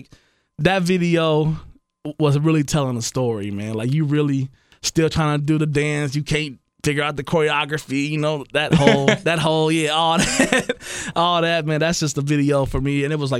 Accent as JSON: {"language": "English", "town": "Blaine", "country": "United States", "said": "Yeah, I'm from Blaine."}